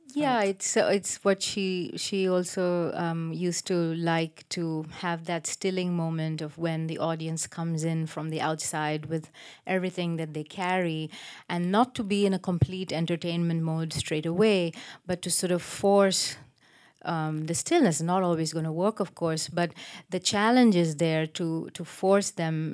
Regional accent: Chennai, Tamil Nadu, India; also born or lived in United States; when I was growing up in Madras

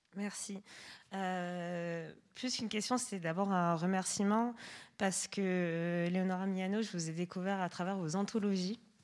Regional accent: France; Je, suis arrivée en France à 4 ans

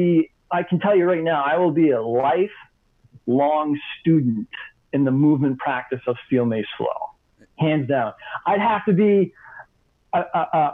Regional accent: Maine, United States; moved away as an adult; also born or lived in Southwest Florida / Salt Lake City; I was born. I grew up in Maine. I left Maine right after high school.

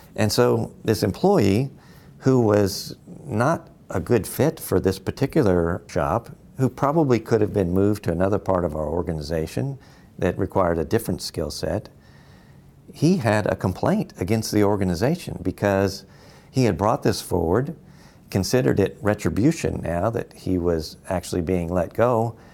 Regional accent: Louisville, Kentucky, United States; I'm from Louisville, Kentucky.

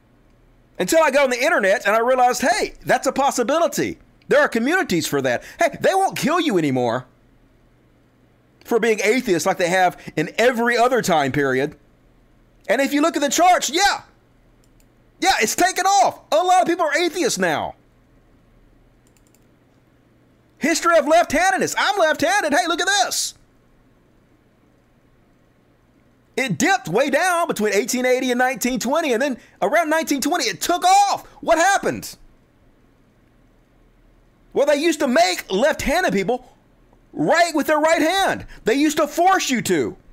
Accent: Mississippi, United States; I grew up in Mississippi.

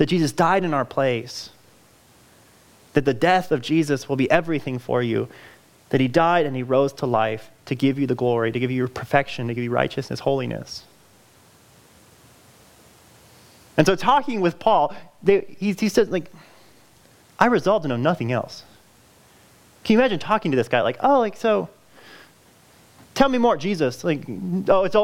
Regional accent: California, United States; moved away; I'm from California. That's where I grew up

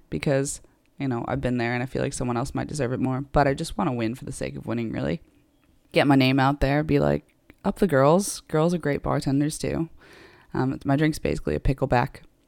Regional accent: United States; also born or lived in Ireland; now in United Kingdom; I'm American, obviously, but I've also got Irish citizenship

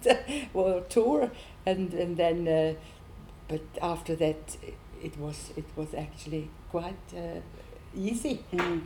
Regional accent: Schaffhausen, Switzerland; English is a second language; my hometown. And I'm born in Switzerland

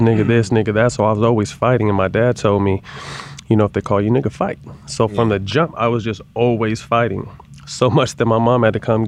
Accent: Sacramento, California, United States; moved away as an adult; also born or lived in San Jose, California / Los Angeles, California; I was born and raised in San Jose, somewhat the Bay Area

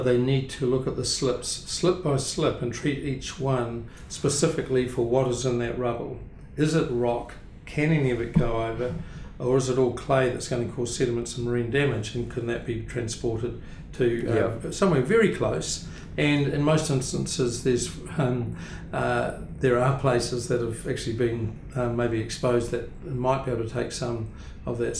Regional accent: Blenheim, Marlborough, New Zealand; also born or lived in Clyde, Central Otago; I was born in Clyde, central Otago, but I was living in Blenheim from the age of four. So Blenheim is really home

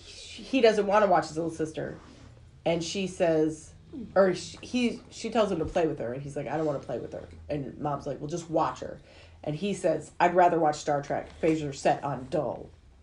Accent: Michigan, United States; where are you from? And I said, Michigan.

